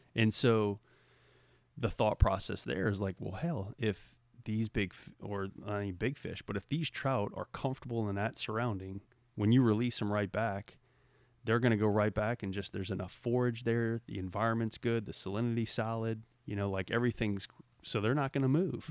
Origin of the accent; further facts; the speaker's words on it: Southeast Louisiana, United States; moved away; growing up in Southeast Louisiana